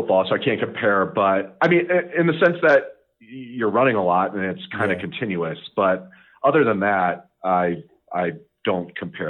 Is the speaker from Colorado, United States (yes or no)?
yes; Longmont, Colorado, United States; I was born here in Colorado. I grew up in Longmont, Colorado, which is just northwest of Boulder. Went to Longmont High School